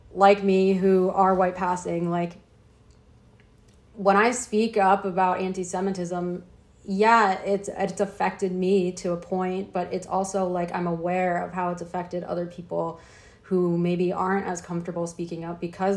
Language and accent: English; Midwest, United States; I'm from the Midwest.